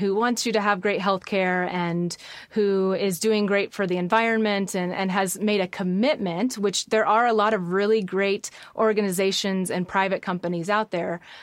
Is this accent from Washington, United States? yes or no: no; Midwest, rural Illinois, United States; I was raised in the Midwest in rural Illinois